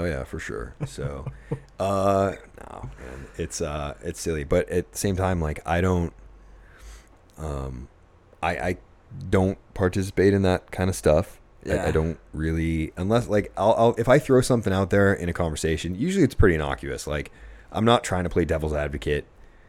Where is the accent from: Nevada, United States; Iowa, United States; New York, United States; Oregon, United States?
New York, United States; Buffalo; now in Arizona, United States; I did. New York, so I was rooting for the Sabres. Yeah, I don't know. Since I've lived in Arizona, though, I do root for, you know, Arizona teams.